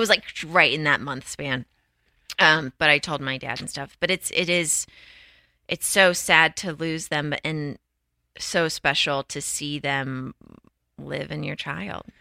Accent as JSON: {"language": "English", "town": "Houston", "region": "Texas", "country": "United States", "said": "I'm from Houston?"}